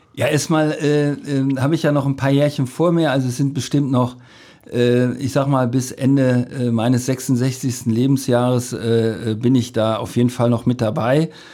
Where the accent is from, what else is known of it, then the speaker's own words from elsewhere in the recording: between Cologne and Aachen, North Rhine-Westphalia, Germany; moved away as an adult; also born or lived in Lusatia; now in Cottbus, Germany; so lange habe ich nirgendwo anders in selbst in meiner alten Heimat nicht gelebt. Äh, da kam man dann zur, zur Armee und zur, zur Ausbildung. Also das kommt, also dafür ist es zu schön hier. Ja. Also das äh, also wenn man so, so die rheinische Landschaft sich da anguckt, da zwischen Köln und Aachen